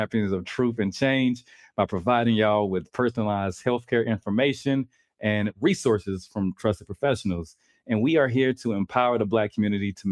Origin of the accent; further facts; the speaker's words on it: the South, United States; moved away; I'm from the South